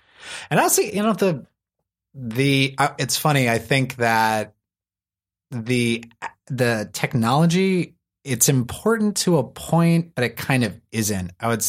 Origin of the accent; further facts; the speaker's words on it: East Coast, United States; I grew up on the East Coast, so you would get like two or three other guys.